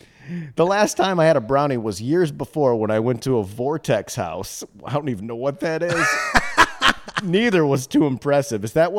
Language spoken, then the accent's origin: English; Midwest, United States; Welp, I'm from the Midwest